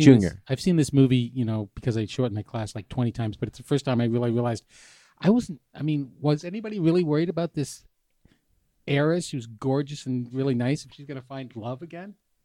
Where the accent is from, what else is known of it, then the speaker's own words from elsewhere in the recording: New Hampshire, United States; I grew up in New Hampshire.